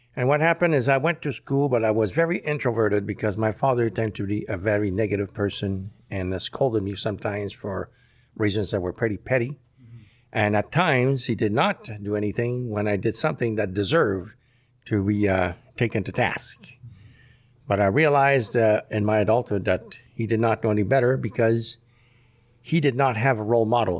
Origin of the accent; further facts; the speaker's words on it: Montreal, Quebec, Canada; I was born in Montreal